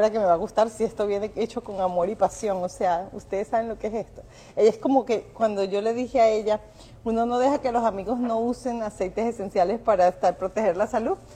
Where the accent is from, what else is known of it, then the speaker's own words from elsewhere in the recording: Venezuela; También, sí, somos venezolanos.